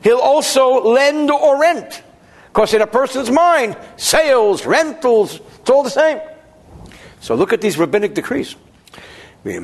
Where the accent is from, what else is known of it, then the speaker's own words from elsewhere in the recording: New Jersey, United States; I'm from New Jersey.